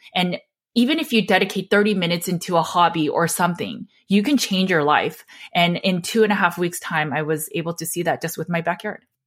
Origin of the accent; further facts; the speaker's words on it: Los Angeles, California, United States; I grew up in Los Angeles, so we were so close to lots of celebrities. Joseph Gordon-Levitt went to my high school